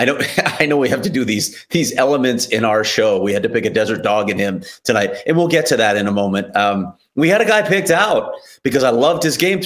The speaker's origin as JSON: {"language": "English", "region": "Illinois", "country": "United States", "said": "I'm from Illinois, and we all know I'm bougie"}